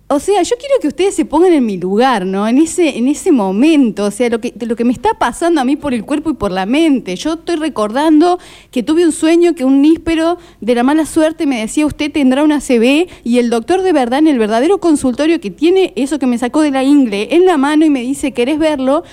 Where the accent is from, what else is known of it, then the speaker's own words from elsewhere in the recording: Córdoba, Argentina; cuando era chica en Córdoba, capital, te hablo esto año 86-87